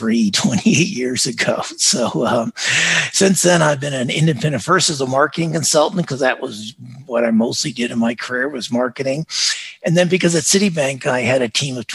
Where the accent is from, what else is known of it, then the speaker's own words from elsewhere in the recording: Las Vegas, Nevada, United States; moved away as an adult; also born or lived in Dallas / Singapore; I grew up in Las Vegas